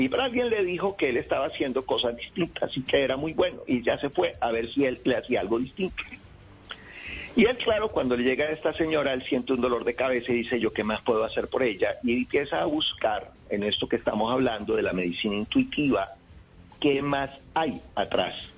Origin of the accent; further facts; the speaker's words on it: Cali, Valle del Cauca, Colombia; yo llego a Cali, yo soy de Cali